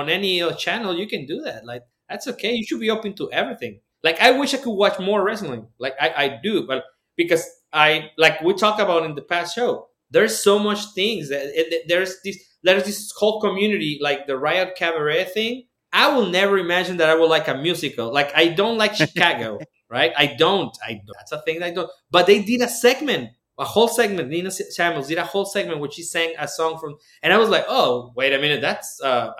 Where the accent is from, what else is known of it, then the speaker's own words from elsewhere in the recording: Mexico; I was born in Mexico